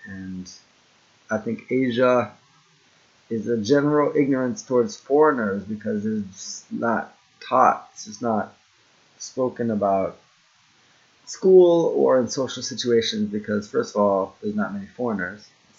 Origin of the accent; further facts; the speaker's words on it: United States; moved away as an adult; now in Japan; my black experience in the U.S. was mostly through family, Caribbean descent